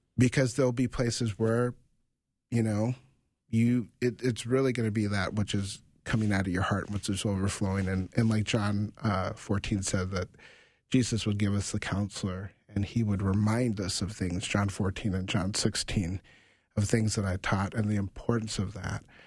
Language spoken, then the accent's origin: English; United States; as a African American um, growing up in America